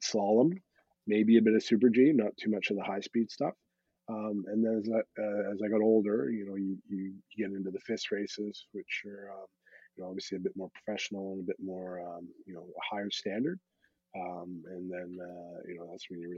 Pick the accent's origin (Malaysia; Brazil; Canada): Canada; Squamish, British Columbia; moved away as an adult; also born or lived in New Zealand / France; growing up in Squamish back in the day